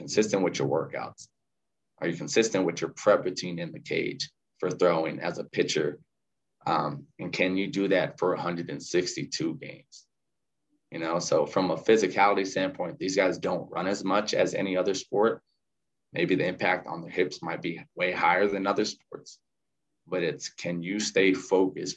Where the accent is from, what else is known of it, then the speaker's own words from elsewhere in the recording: South Gate, California, United States; moved away as an adult; also born or lived in Arizona; now in San Francisco, United States; I grew up in Southgate. So it's right next to Watts and Downey.